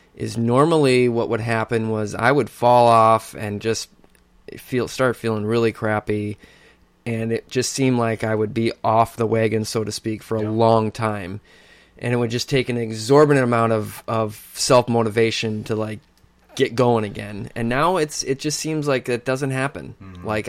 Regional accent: Minnesota, United States; being a Minnesotan

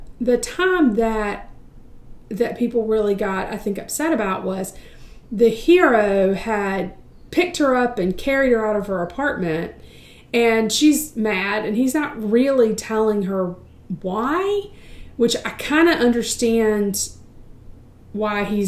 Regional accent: United States; I'm from the States

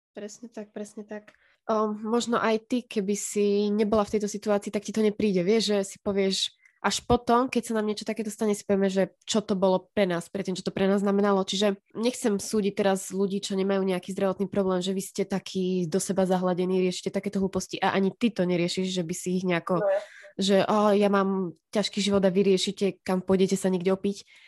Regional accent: Slovakia; also born or lived in near Kovačová, Banská Bystrica Region (lives)

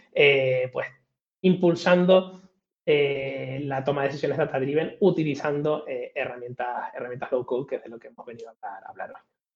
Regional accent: Tenerife, Canary Islands, Spain; also born or lived in Madrid; Soy, soy canario de Tenerife, eh, aunque paso más tiempo casi en Madrid que en Canarias

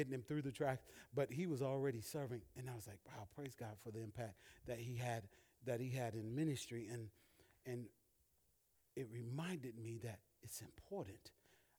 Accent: Alabama, United States; moved away; also born or lived in Massachusetts; my best friend that I grew up with in Alabama

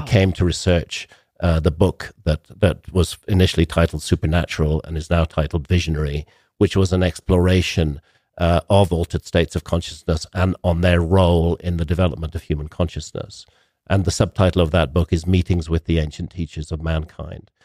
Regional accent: United Kingdom; I come from Britain

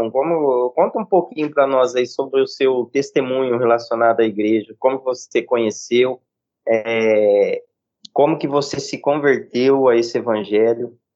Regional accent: São Paulo, Brazil; Não, eu sou do interior de São Paulo.

